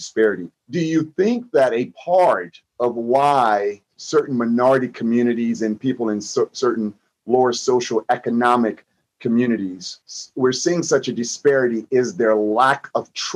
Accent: Fort Lauderdale, Florida, United States; I was born there in August of 1960.

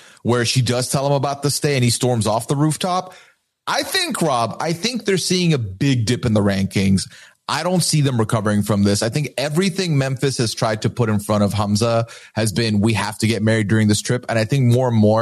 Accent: Dubai, United Arab Emirates; moved away as an adult; I was born and raised in Dubai, lived there 19 years of my life

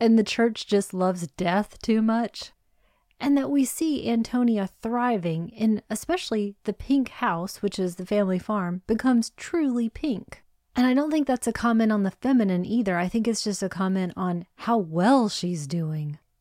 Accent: United States; I'm an American.

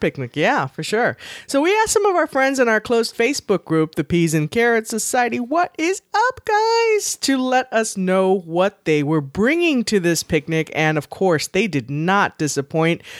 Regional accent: the South, United States; growing up in the South

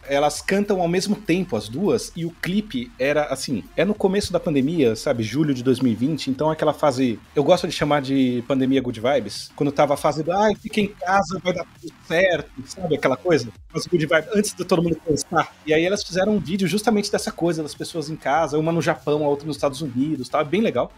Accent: São Paulo, Brazil; Eu sou paulista paulistano. Tá? Eu cresci no estado que não tem uma Avenida Getúlio Vargas em nenhuma cidade

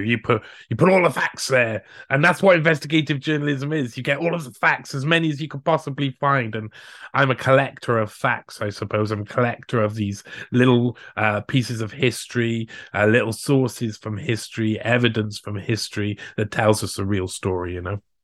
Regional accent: Cardiff, Wales, United Kingdom; I'm from the capital city of Wales, so I'm from Cardiff.

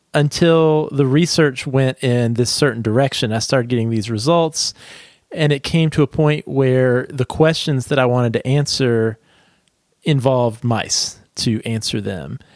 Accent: southeastern United States, United States; I grew up in a very small rural town in the southeastern United States.

